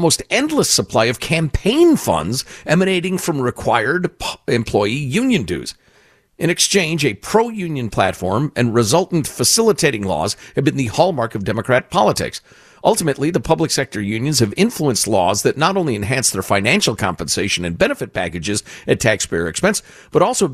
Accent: Chicago, Illinois, United States; moved away; When I grew up in Chicagoland

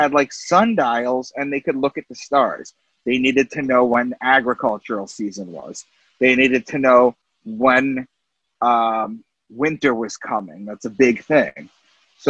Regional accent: Long Island, New York, United States; I'm from Long Island

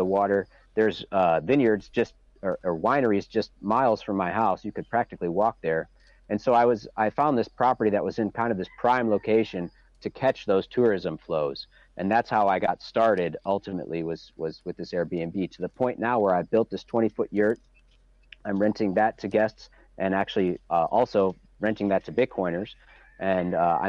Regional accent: Chicago, Illinois, United States; now in Michigan, United States; I grew up outside of Chicago in the suburbs

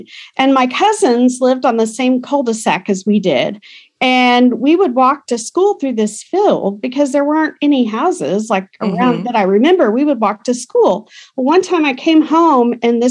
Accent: Burkburnett, Texas, United States; also born or lived in Tulsa, Oklahoma / Broken Arrow, Oklahoma; I grew up in Burke Burnett. I was born in Tulsa, and when my parents divorced, I was 5, and we moved down to Texas, and I went to school in Burke Burnett, Texas

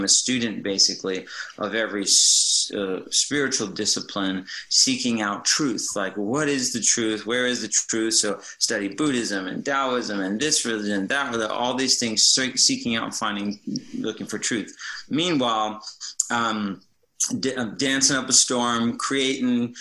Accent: New Jersey, United States; Growing up on the East Coast, so I'm originally from the East Coast, from New Jersey

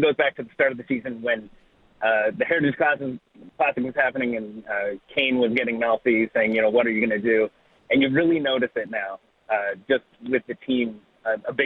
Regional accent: Calgary, Alberta, Canada; moved away as an adult; now in New Jersey, United States; I'm from Calgary, moved to Jersey 15 years ago

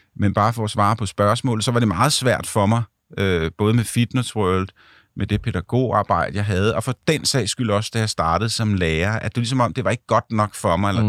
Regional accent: Ganløse, Capital Region of Denmark, Denmark; moved away; mine forældre bor øh, stadigvæk i Ganløs i, i mit barndomshjem

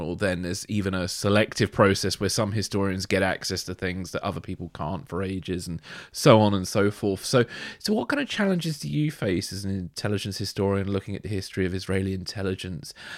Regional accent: United Kingdom; being British, growing up with, like, obviously the myth of James Bond

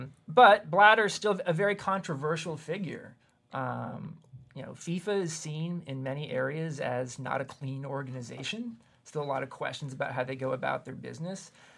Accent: Kansas, United States; accent: Kansas; I lost my Kansas accent a few years ago, too.

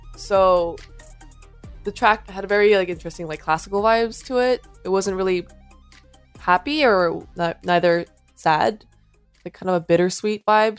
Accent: South Korea; moved away; I was born and raised in Korea

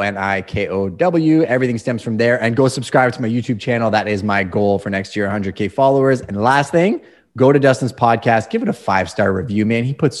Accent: Canada; Hockey. Come on. Yeah. I'm Canadian.

